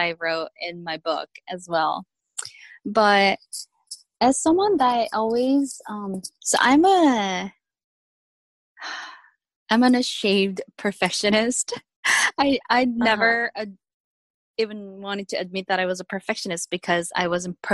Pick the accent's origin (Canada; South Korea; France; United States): South Korea; English is a second language; moved away; I was born and raised in South Korea